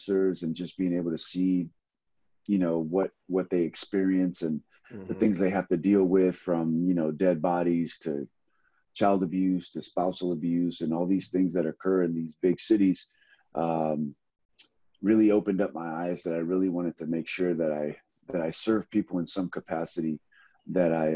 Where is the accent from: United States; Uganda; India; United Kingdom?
United States; Los Angeles, California; also born or lived in Compton, California; I was born in Compton, California, man. Lived there for about 8 years of my life and then moved over to Watts and grew up there in the inner cities